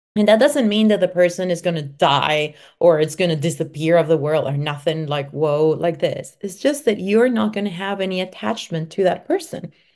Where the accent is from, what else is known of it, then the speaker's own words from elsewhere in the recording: Venezuela; moved away; also born or lived in Mexico; I was born in Venezuela, and I was raised between Venezuela and Mexico.